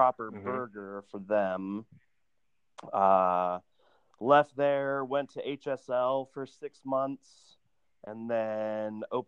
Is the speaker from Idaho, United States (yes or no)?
yes; Boise, Idaho, United States; now in Salt Lake City, United States; I grew up in Boise, Idaho, and at 15, my mom was like, get a job